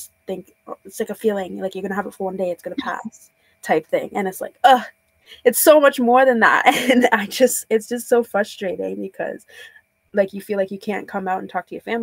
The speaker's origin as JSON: {"language": "English", "country": "Trinidad & Tobago", "moved": "yes", "said": "I'm from Trinidad, so like within the Caribbean community"}